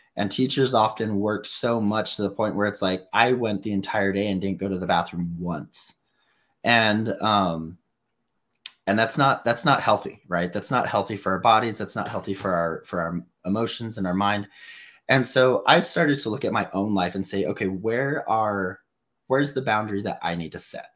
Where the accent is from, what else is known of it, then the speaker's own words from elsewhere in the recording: New Mexico, United States; I'm the homeschool kid from New Mexico